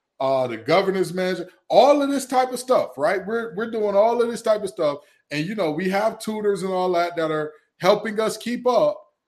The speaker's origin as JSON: {"language": "English", "town": "Detroit", "region": "Michigan", "country": "United States", "tie": "born or raised there", "said": "I have oceanfront property for you in my hometown of Detroit, Michigan."}